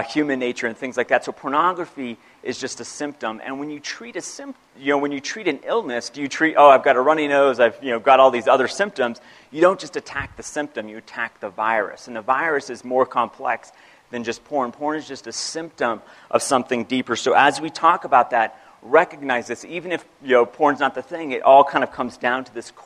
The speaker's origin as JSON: {"language": "English", "country": "United States", "said": "I am a Christian and I'm American"}